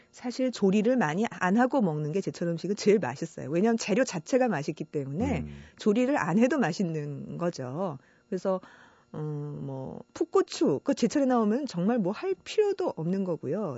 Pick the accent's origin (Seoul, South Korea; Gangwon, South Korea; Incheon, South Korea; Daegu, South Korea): Seoul, South Korea; born or raised there; moved away as an adult; also born or lived in Icheon, Gyeonggi